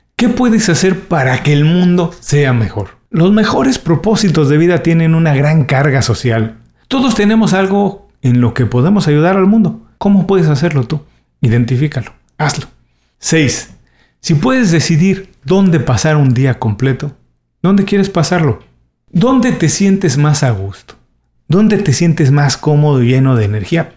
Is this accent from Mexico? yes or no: yes; Mexico; soy mexicano Viví los años 80 en México